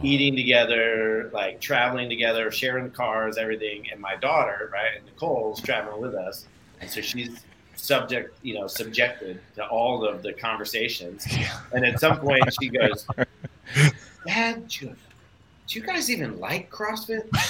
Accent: Michigan, United States; moved away; I grew up in Michigan originally

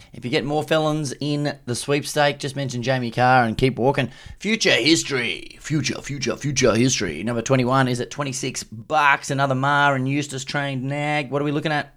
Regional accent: Queensland, Australia; I'm from Queensland, so we never had a public holiday, but I always found it weird that we never second-guessed it, that at school, you rock up in the morning

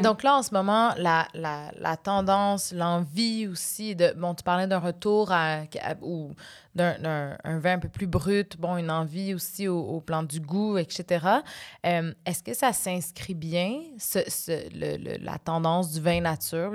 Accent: Quebec, Canada; chez nous, au Québec

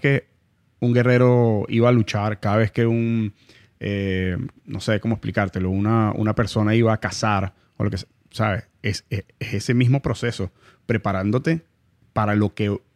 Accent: Venezuela; now in Miami, United States; La gente de Miami, aunque somos venezolanos

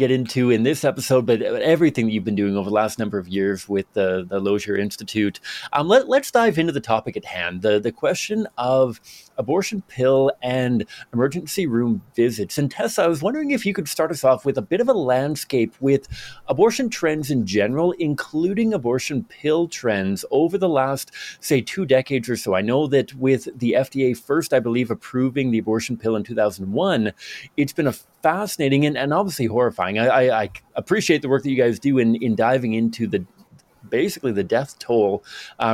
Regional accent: Victoria, British Columbia, Canada; So I grew up in Victoria, British Columbia, which is just kind of northwest of Seattle, Washington kind of thing.

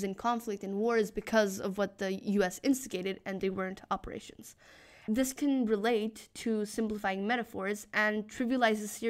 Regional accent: Mexico; I come from Mexico

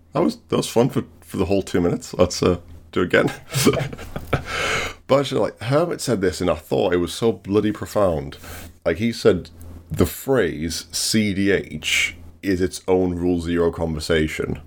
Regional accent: England, United Kingdom; we always get referred to as British? not English

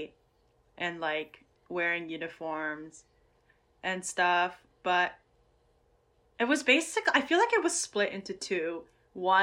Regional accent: Michigan, United States; I'm from Michigan

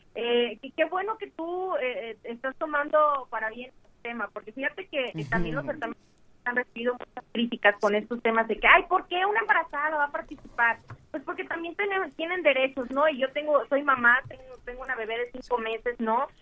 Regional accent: Mexico; aquí en mi país

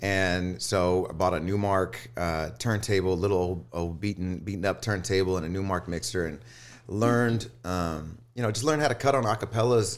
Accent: Houston, Texas, United States; now in Austin, United States; I'm from Houston and, and, uh, born and raised out there

